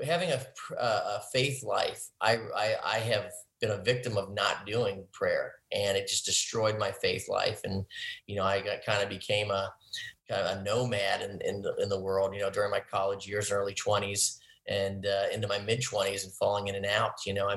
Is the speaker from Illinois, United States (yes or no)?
no; Cincinnati, Ohio, United States; moved away as an adult; now in Austin, United States; I grew up in Ohio, and now moving to Texas